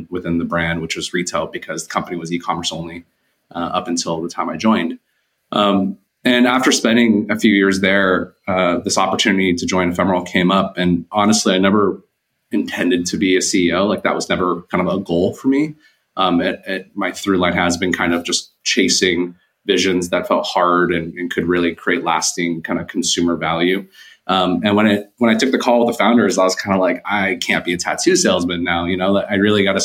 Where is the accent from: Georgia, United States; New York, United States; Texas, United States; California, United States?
California, United States; Bay Area, Silicon Valley; I'm from the Bay Area, Silicon Valley.